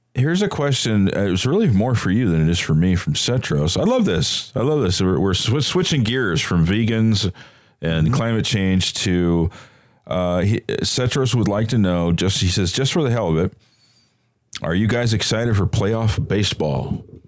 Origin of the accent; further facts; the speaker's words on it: Bay Area, California, United States; I grew up in the Bay Area